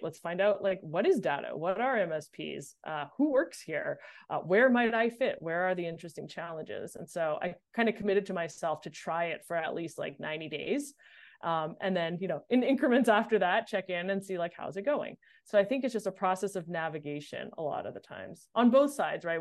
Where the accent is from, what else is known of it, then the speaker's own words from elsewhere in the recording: Montreal, Quebec, Canada; moved away as an adult; also born or lived in Boston; I grew up in Montreal